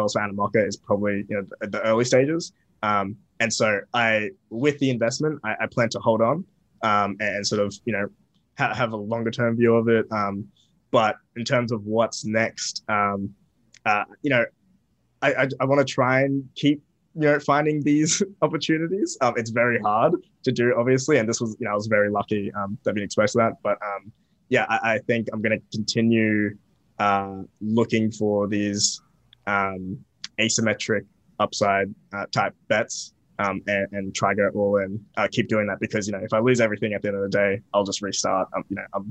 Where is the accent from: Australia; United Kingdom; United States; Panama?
Australia; also born or lived in Bangladesh / South Africa; I grew up relatively normal in Australia